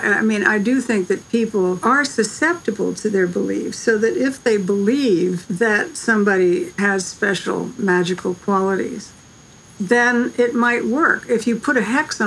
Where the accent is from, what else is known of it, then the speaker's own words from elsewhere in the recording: Savannah / Statesboro, Georgia, United States; also born or lived in Statesboro, Georgia; I grew up with this in Savannah, in a small town in Statesboro, Georgia, which was haunted. And I spent my summers there